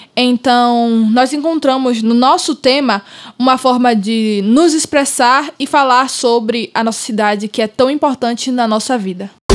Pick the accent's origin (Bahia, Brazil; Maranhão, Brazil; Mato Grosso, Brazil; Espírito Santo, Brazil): Bahia, Brazil; Salvador; also born or lived in Santo Amaro, Bahia; eu nasci em Salvador, mas a minha família é de Santo Amaro, então a minha vida foi numa ponte entre Salvador e Santo Amaro